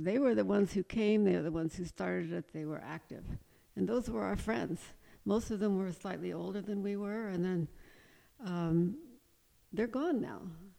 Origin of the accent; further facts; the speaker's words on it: East Coast, United States; we designed a house and built it that was quite traditional because I'm from the East Coast originally and I love the Virginia-type farmhouses